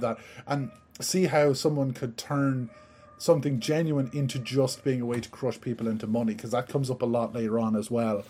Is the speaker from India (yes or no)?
no; Ireland; I'm from Ireland